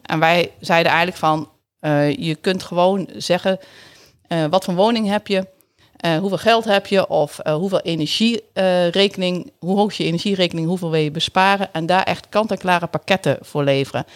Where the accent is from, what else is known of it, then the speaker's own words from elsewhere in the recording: Netherlands; accent: zachte G; moved away as an adult; also born or lived in Tilburg / Groningen; now in Assen, Netherlands; mijn zachte G die ga ik gewoon niet verliezen